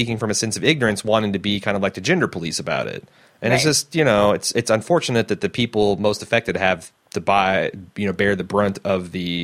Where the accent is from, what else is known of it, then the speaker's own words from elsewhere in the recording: Midwest, United States; growing up in the Midwest in a very fundamentally religious background